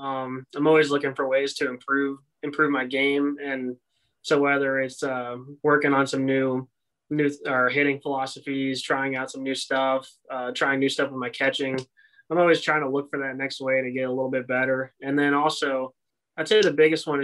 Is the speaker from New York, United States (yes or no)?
no; Tampa, Florida, United States; also born or lived in Fayetteville, North Carolina; I grew up in Tampa, Florida.